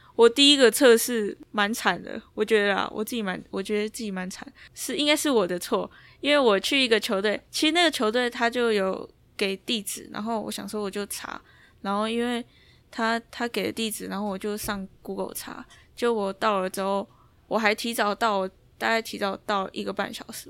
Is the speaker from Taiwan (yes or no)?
yes; Taiwan; moved away as an adult; 我从台湾来的